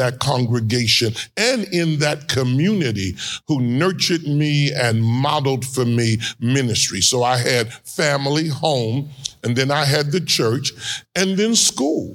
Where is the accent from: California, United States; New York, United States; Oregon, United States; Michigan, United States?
New York, United States; New York City; also born or lived in Far Rockaway / Harlem, Manhattan; now in Columbus, United States; I was born in Brooklyn, grew up in Far Rockaway